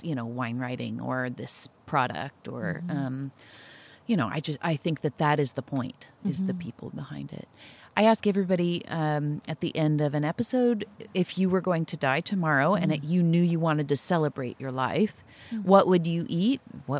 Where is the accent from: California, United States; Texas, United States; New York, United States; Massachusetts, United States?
California, United States; Nipomo; And the church, I grew up in Napomo, this little Presbyterian church